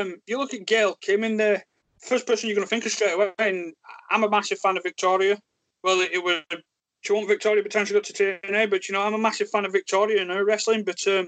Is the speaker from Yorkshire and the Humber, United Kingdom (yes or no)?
yes; Yorkshire and the Humber, United Kingdom; accent: thick Yorkshire; thick Yorkshire accent